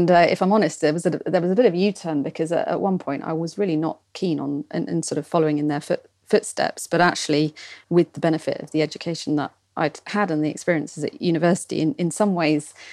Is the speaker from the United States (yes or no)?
no; Portsmouth, South East England, United Kingdom; I grew up in Portsmouth